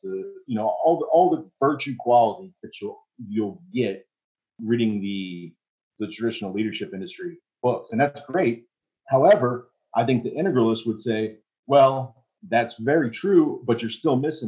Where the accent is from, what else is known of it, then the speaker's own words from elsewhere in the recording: United States; I'm American